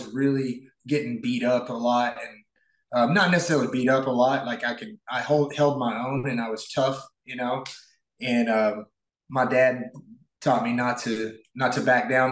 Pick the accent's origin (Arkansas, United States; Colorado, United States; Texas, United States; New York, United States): Arkansas, United States; Northeast; moved away as an adult; I grew up in a really small town in Arkansas, Northeast Arkansas